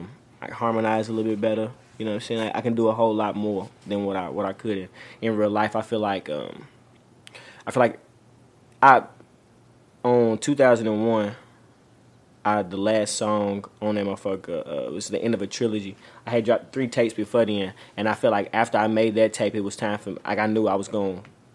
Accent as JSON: {"language": "English", "region": "California", "country": "United States", "tie": "born or raised there", "said": "I was born in California"}